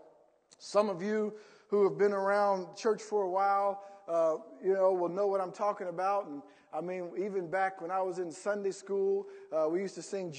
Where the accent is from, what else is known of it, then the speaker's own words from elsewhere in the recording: Columbus, Ohio, United States; now in Indiana, United States; growing up back in Columbus